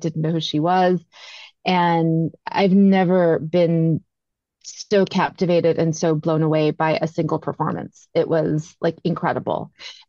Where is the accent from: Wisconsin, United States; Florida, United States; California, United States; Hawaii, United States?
California, United States; Glendora; So I grew up in Glendora. I grew up in the suburbs